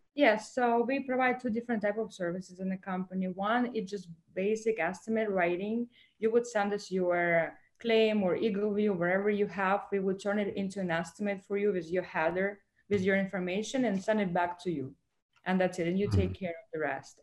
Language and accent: English; Moscow, Russia; English is a second language; moved away as an adult; also born or lived in Ukraine / Miami, United States; now in United States; I was born in Ukraine, but I went to school in Moscow in Russia because I moved with my family there